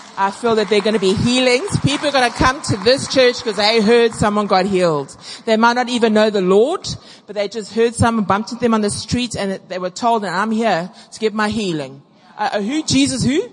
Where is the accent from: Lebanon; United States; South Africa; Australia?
South Africa; now I'm really South African